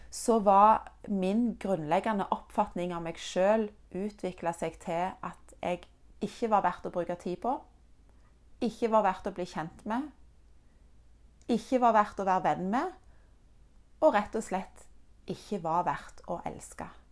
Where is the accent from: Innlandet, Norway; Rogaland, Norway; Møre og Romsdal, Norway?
Rogaland, Norway; Egersund; also born or lived in Denmark; Når jeg var ett og et halvt år gammel, så flytta mine foreldre og jeg fra Danmark til Norge, nærmere bestemt til Egersund